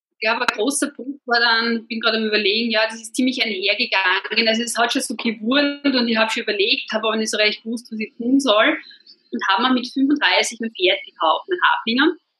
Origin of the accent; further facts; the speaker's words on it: Burgenland, Austria; moved away; wir sind beide Burgenländer